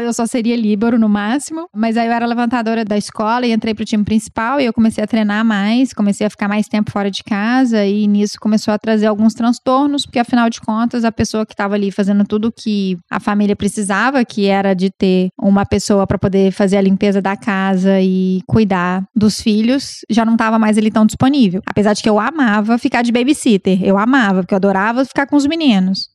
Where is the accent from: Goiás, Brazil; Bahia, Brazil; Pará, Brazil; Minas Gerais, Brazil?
Minas Gerais, Brazil; Belo Horizonte; accent: mineiro; eu sou de BH, sou nascida aqui